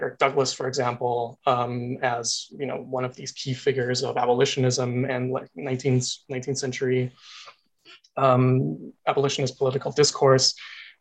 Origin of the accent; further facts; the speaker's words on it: Austria; moved away as an adult; now in Canada; An international student. I am from Austria